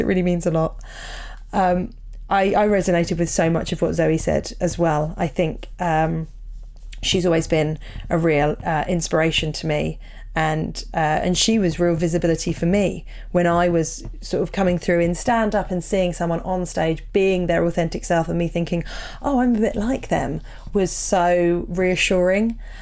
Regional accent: Portsmouth, South East England, United Kingdom; both growing up in Portsmouth

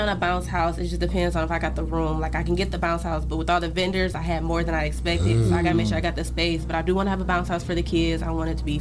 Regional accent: Detroit, Michigan, United States; moved away; I'm from Detroit

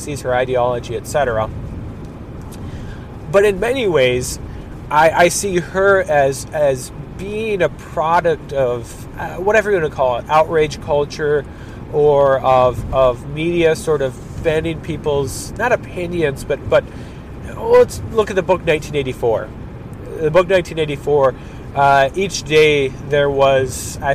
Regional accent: Minnesota, United States; my home state, Minnesota

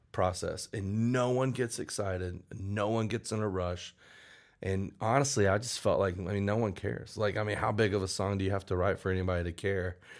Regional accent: outside of Memphis, Tennessee, United States; moved away; also born or lived in Southern Illinois / Florida / Oklahoma City; I grew up outside of Memphis, a little town outside of Memphis, Tennessee, and then moved around a little bit. My mom got remarried, and she moved us to Southern Illinois.

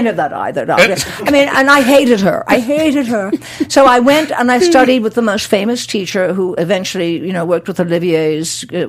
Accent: Chicago, Illinois, United States; moved away; I mean, I'm from Chicago, right?

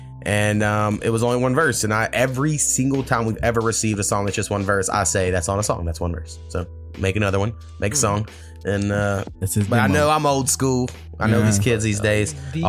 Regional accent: New Jersey, United States; I'm from Jersey.

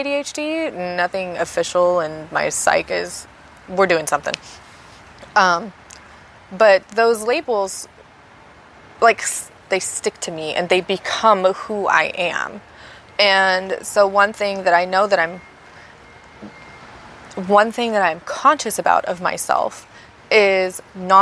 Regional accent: United States; I am an American, a USonian

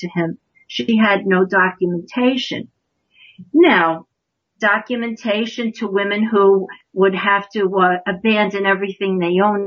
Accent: New York, United States; I'm from New York, so I say aunt, not aunt

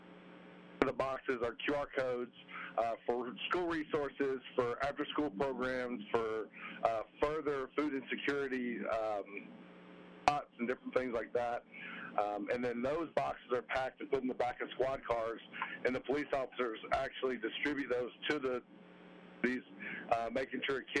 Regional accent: Roanoke, Alabama, United States; growing up in Alabama, those hot days, remember high school ball, JV ball

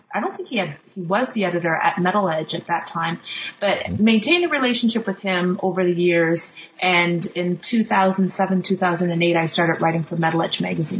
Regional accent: Kingston, Ontario, Canada; I grew up in Kingston, Ontario, which is about 3 hours, it's a 3-hour drive east of Toronto, Ontario, and also grew up actually outside on the outskirts of Kingston, so I grew up in a very rural area. I lived there till I was 18.

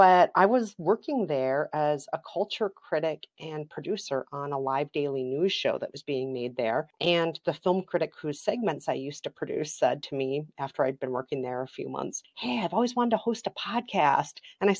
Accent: Minnesota, United States; also born or lived in South Korea; I am from Minnesota

